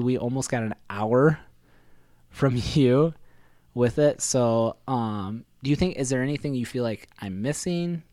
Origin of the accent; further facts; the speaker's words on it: South Dakota, United States; also born or lived in Iowa; I went to an Iowa high school, but grew up, and my home of residence was a farm in South Dakota